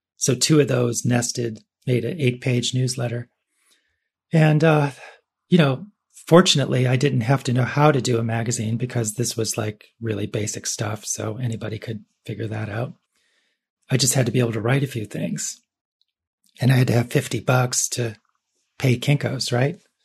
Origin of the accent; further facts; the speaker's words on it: Cleveland, Ohio, United States; I was born in Cleveland